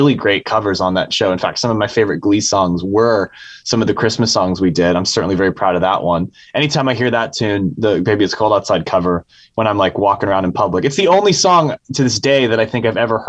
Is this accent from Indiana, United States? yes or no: no; San Francisco, California, United States; I was raised in San Francisco at a very specific time in the 90s.